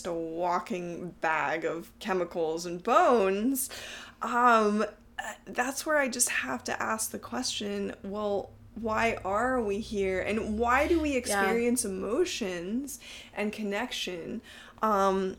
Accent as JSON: {"language": "English", "region": "Texas", "country": "United States", "tie": "born or raised there", "also_born_or_lived": "upstate New York", "moved": "yes", "said": "growing up in Texas, I was surrounded by all the Southern Baptists."}